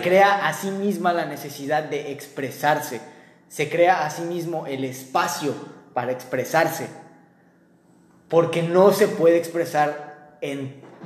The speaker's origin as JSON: {"language": "Spanish", "country": "Mexico", "tie": "born or raised there", "said": "yo nací en México"}